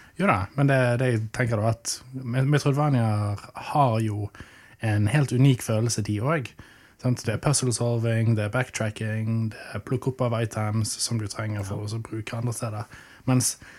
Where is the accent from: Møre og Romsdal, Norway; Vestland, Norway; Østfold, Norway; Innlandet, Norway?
Vestland, Norway; Arna; Jeg vokste opp i Arna